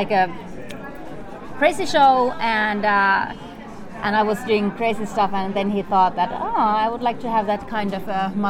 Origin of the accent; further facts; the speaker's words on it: Sápmi, Lapland, Finland; From Finland. I am from Sami land, but it's not like an independent country. It's occupied by Finland, Norway, Russia, and Sweden. But so we are officially Finnish citizens.